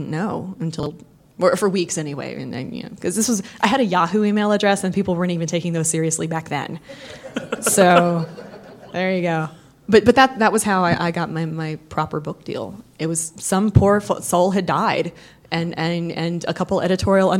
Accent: Southeast, United States; moved away as an adult; also born or lived in Tennessee; now in Seattle, United States; I'm from the Southeast

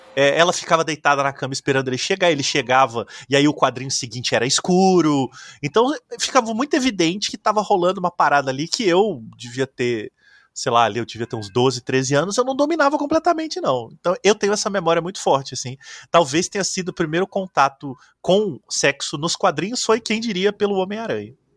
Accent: interior of Minas Gerais, Brazil; eu sou do interior de Minas

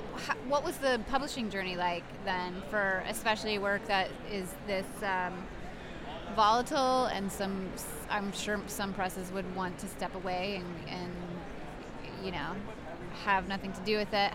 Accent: Columbus, Ohio, United States; I'm from Columbus.

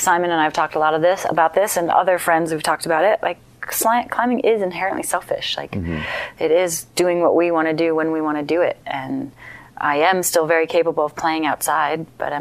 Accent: Minnesota, United States; now in Estes Park, United States; I grew up in Minnesota

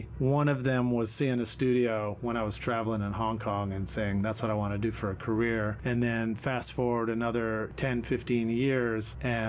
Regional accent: New York City, New York, United States; also born or lived in Boston, Massachusetts; now in Nashville, United States; I was growing up in Brooklyn, so in New York City in the 1970s

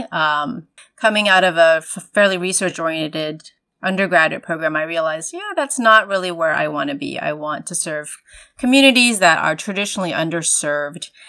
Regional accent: Taiwan; my family, myself, I'm an immigrant from Taiwan of Chinese heritage.

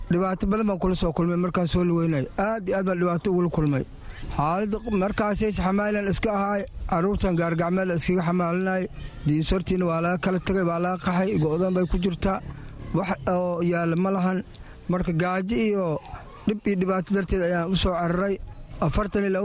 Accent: Dinsoor, Bay, Somalia; now in Dadaab, Kenya; waxaan ka imaanay degmada diinsoor arni carruurteeda afartan ilaa u ber ayaan soo laweynaya

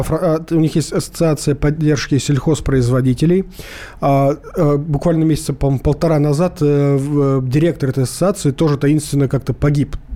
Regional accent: Crimea, Ukraine; здравствуйте … я из Крыма.

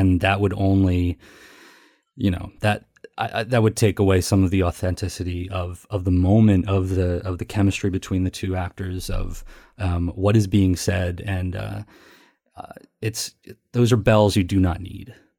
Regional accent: Philadelphia, Pennsylvania, United States; I'm from Philadelphia

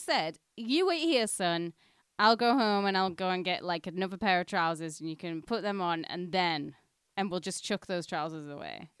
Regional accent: Penrith, North West England, United Kingdom; moved away; we're, we're going for a day out in my hometown

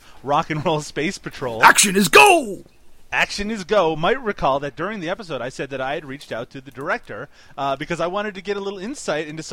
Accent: Newfoundland and Labrador, Canada; moved away; I'm from Newfoundland

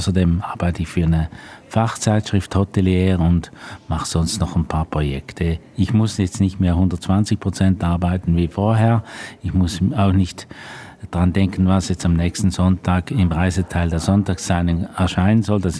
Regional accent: Switzerland; Ich bin ja ein Schweizer und bin eigentlich äh, eher nicht in äh, deutschen Medien tätigen. In, in der Schweiz bin ich, kenne man mich in der Branche

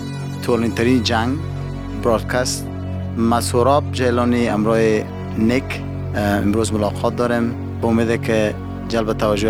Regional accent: Mazar-i-Sharif, Balkh, Afghanistan; In late 80s, it was pretty much peaceful in that time, especially after the Soviets left Afghanistan.

